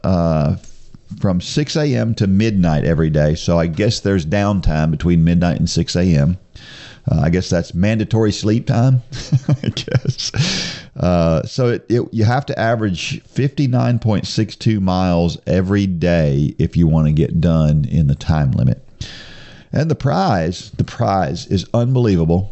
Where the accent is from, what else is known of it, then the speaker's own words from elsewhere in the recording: New Jersey, United States; moved away; I was born in New Jersey